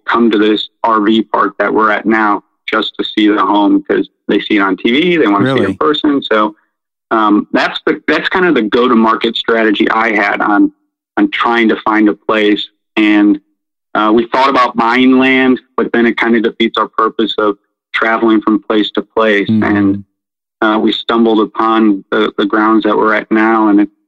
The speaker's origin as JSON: {"language": "English", "town": "Cleveland", "region": "Ohio", "country": "United States", "moved": "yes", "lives_now": "Florida, United States", "said": "I'm originally from Cleveland, so we're transients here also"}